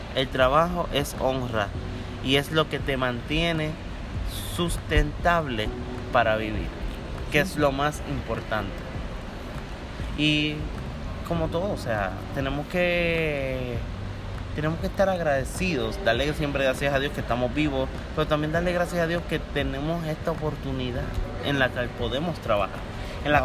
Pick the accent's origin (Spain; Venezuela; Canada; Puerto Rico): Puerto Rico; tú como puertorriqueño